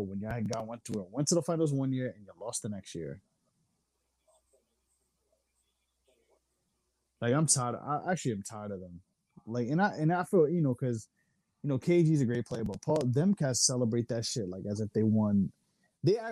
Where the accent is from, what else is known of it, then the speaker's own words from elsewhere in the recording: New York, United States; I'm from New York